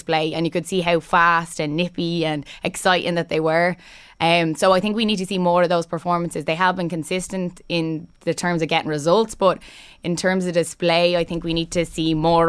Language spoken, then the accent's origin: English; Ratoath, Leinster, Ireland; moved away as an adult; now in County Down, United Kingdom; We're here in my hometown, over at Tote in County Meath, where the population has grown rapidly over the last 20 to 30 years, with just over 500 people residing here in the early 90s to over 10,000 people living here in 2022.